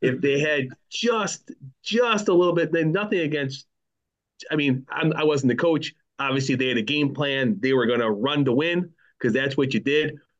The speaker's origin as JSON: {"language": "English", "town": "Buffalo", "region": "New York", "country": "United States", "tie": "born or raised there", "said": "I grew up, I grew up in Buffalo"}